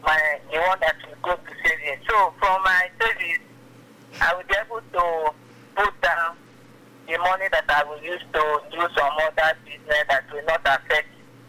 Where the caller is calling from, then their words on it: Agbara, Ogun State, Nigeria; I'm calling from Agbara.